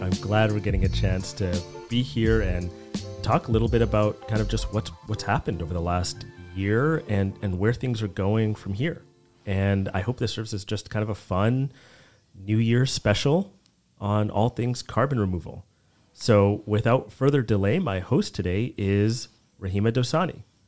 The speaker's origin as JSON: {"language": "English", "town": "Edmonton", "region": "Alberta", "country": "Canada", "tie": "born or raised there", "also_born_or_lived": "Vancouver / Washington, D.C.", "moved": "yes", "lives_now": "Toronto, Canada", "said": "I grew up in Canada, I grew up in Edmonton, and in Alberta"}